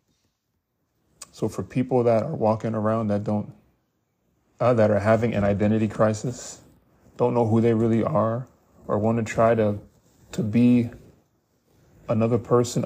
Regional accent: United States; we as African American people

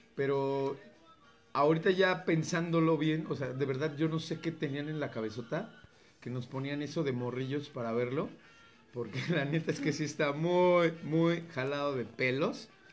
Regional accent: Mexico; lo que somos como mexicanos

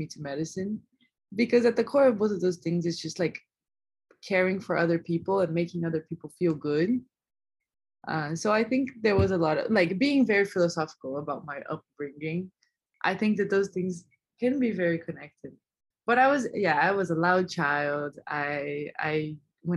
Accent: São Paulo, Brazil; English is a second language; moved away as an adult; also born or lived in Providence, Rhode Island; now in New Haven, United States; I'm originally from Brazil. So I was born in São Paulo and I lived there my entire life up until it was time to go to college

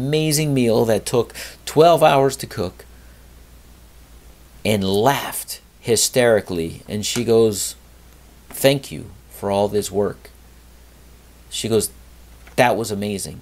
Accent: South Florida, United States; also born or lived in Connecticut; we moved to South Florida when I was a young lad

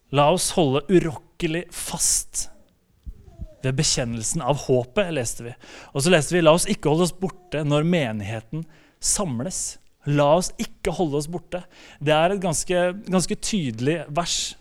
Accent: Slemmestad, Akershus, Norway; also born or lived in Spikkestad / Bergen; jeg kommer fra Spikkestad. Eh, det er, eller egentlig Slemmestad kommer jeg fra. Eh, det er på Østlandet

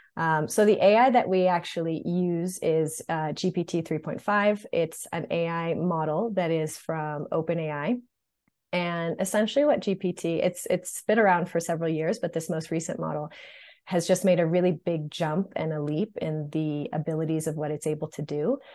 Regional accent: Marblehead, Massachusetts, United States; moved away as an adult; also born or lived in Los Angeles / New York; I'm originally from Marblehead, Massachusetts, which is a tiny town north of Boston

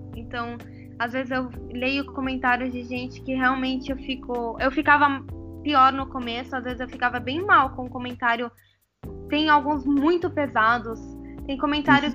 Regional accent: Brazil; moved away as an adult; now in Lebanon; eu morei 18 anos no Brasil, nasci no Brasil

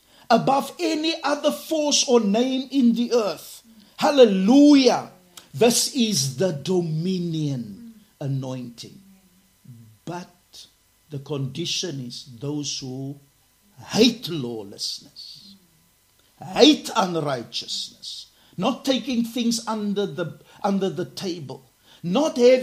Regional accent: Cape Town, Western Cape, South Africa; I'm from Garden Village, Cape Town, South Africa.

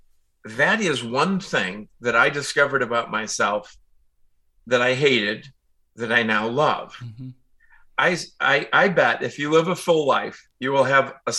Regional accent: Chicago, Illinois, United States; I grew up in Chicago, out in the suburb

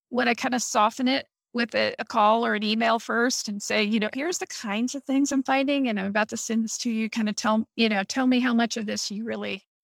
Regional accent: Midwest, United States; it really uh, cemented how I feel that I'm a Midwesterner Mm-hmm. because I realized that, you know, my family has been in the Midwest for 200 years

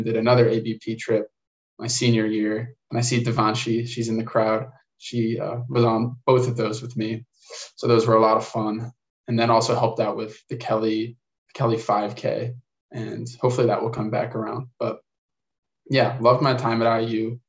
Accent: Illinois, United States; I'm from Illinois

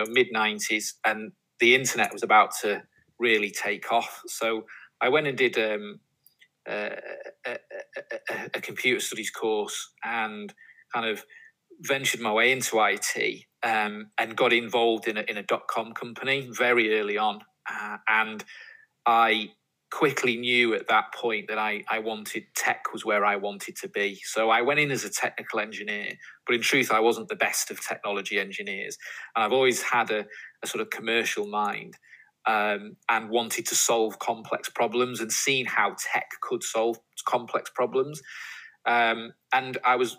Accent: Warrington, North West England, United Kingdom; I grew up in the Northwest, in Warrington, is my hometown

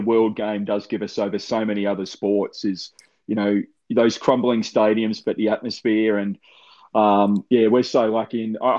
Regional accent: Melbourne, Victoria, Australia; born and bred Melbourne boy originally

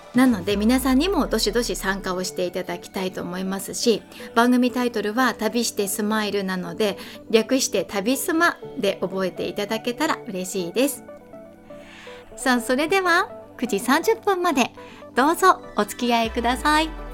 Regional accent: Kanazawa, Ishikawa, Japan; also born or lived in Tokyo; 私は金沢生まれの金沢育ちです。小中高ここで過ごして

